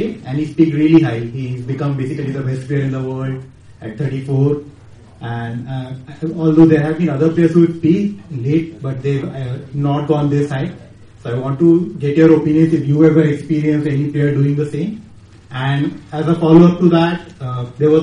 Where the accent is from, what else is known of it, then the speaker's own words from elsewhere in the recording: Bangalore, Karnataka, India; I'm from Bangalore.